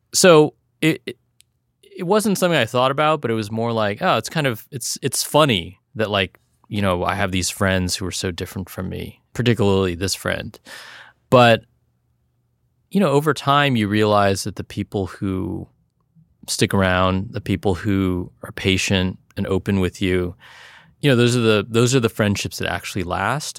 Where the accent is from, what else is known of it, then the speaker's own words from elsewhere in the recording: South Bay, California, United States; growing up in the South Bay